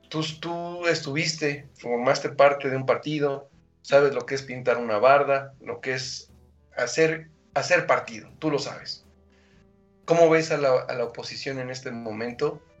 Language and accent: Spanish; Mexico; yo soy un ciudadano mexicano